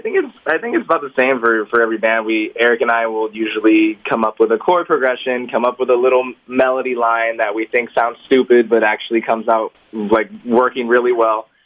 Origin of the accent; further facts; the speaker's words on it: Homestead, Florida, United States; We're actually from Homestead